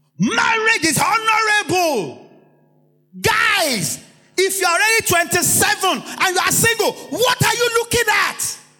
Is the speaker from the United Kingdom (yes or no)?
no; Nigeria; When you lock your mind to, I am Nigerian, I am black man, I am Nigerian, I'm black man, I'm Nigerian, I'm black man